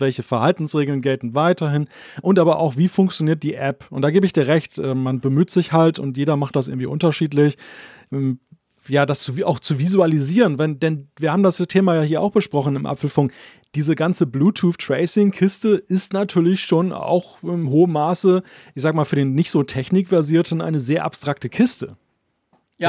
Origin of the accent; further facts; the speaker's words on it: Germany; als Deutscher